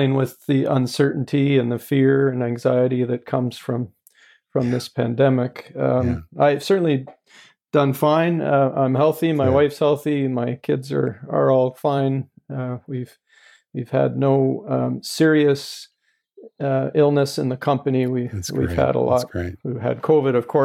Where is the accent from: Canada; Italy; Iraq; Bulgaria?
Canada; Edmonton, Alberta; also born or lived in Lethbridge, Alberta; I've spent my whole life in Alberta. I came to the Edmonton area in grade three